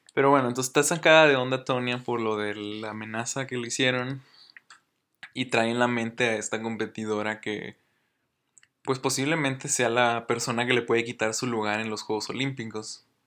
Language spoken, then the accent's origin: Spanish; Mexico; yo soy mexicano